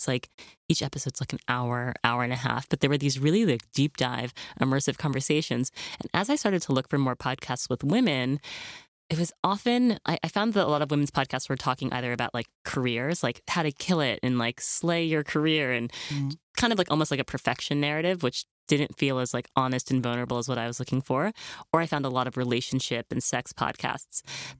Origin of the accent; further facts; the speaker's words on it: New York City, New York, United States; because I grew up here in New York City and I was a model for Ford Models.